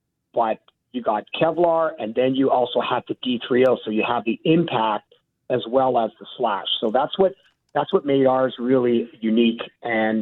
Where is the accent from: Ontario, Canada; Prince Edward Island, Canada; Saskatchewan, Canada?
Ontario, Canada; Hamilton; I'm from the Hammer